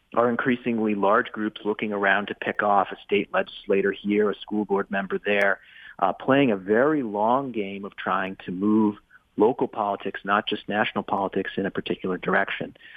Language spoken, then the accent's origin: English; Maine, United States; in my hometown here, or at least uh, across the across the way in the next town over, up in up in I'm in Maine